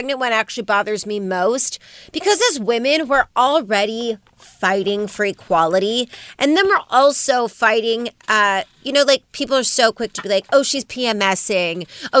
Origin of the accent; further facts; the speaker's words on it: Las Vegas, Nevada, United States; It's coming out of my hometown